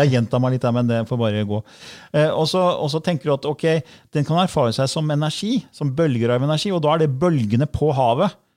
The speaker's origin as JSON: {"language": "Norwegian", "town": "Fredrikstad", "region": "Østfold", "country": "Norway", "said": "jeg er fra Fredrikstad"}